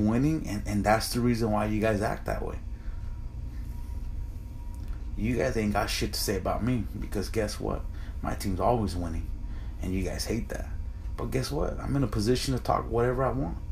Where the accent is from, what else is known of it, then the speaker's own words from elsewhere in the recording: United States; me and my brother are both Mexican Americans.